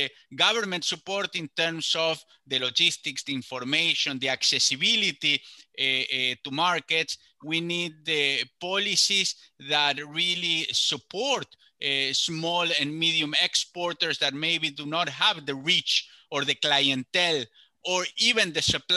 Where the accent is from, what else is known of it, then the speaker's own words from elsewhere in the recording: Córdoba, Argentina; I myself grew up in the middle of the country in a province called Córdoba